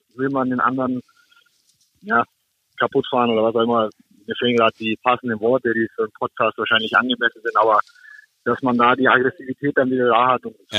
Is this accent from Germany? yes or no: yes; Augsburg, Bavaria, Germany; moved away; das ist meine Heimatstadt bin dort geboren, bin dort aufgewachsen